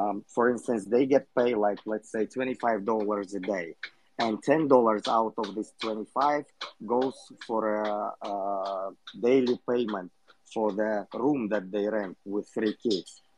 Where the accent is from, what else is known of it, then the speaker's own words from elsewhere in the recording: Kyrgyzstan; I'm from Kyrgyzstan